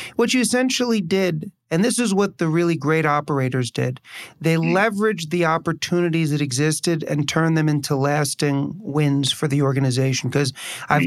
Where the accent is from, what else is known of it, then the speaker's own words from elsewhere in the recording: New York City, New York, United States; also born or lived in Chicago; I was born and raised in New York City and moved back to New York from Chicago